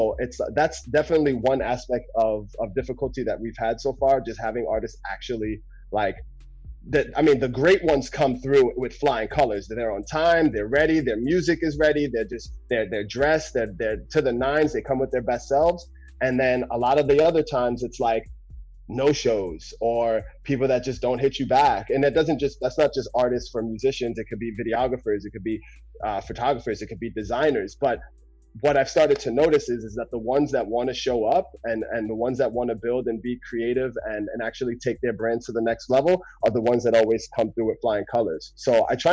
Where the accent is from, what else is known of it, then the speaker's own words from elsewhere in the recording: Jersey City, New Jersey, United States; now in Seattle, United States; I'm originally from Jersey City, New Jersey. I live in Seattle now.